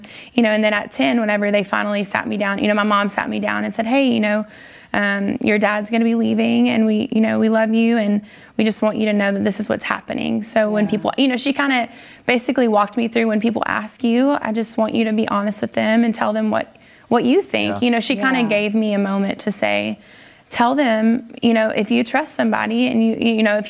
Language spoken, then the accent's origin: English; North Louisiana, United States; I grew up in Louisiana, like you guys were saying. I was actually in North Louisiana